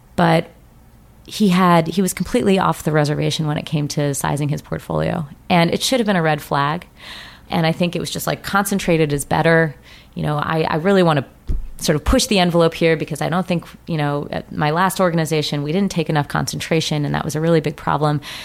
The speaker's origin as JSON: {"language": "English", "region": "Colorado", "country": "United States", "tie": "born or raised there", "said": "I grew up in Colorado"}